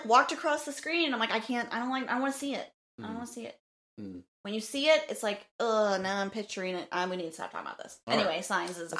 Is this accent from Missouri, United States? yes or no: yes; St. Louis, Missouri, United States; we are obviously from St. Louis